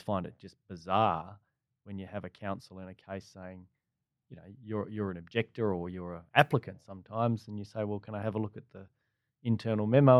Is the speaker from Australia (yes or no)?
yes; Perth, Western Australia, Australia; moved away as an adult; now in Melbourne, Australia; me growing up in Perth